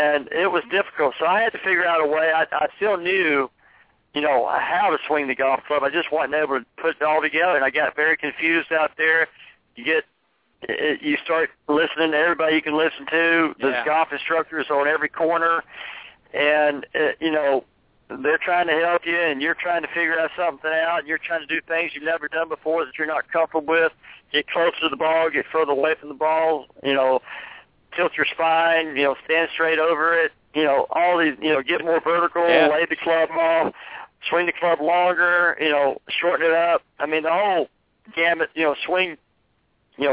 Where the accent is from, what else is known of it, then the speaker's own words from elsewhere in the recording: Columbus, Georgia, United States; my hometown in Columbus, Georgia